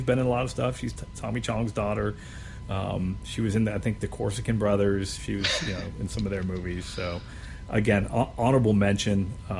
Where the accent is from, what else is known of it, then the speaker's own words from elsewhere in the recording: Erie, Pennsylvania, United States; a boy growing up in Erie and in a Polish family